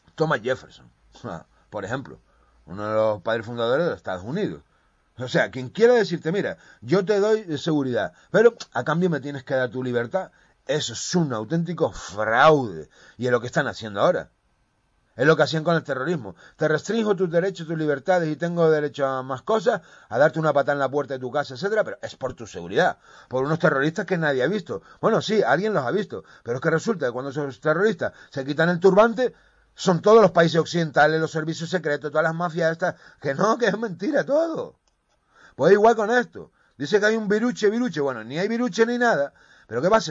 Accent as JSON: {"language": "Spanish", "country": "Spain", "said": "españoles y españolas, que somos"}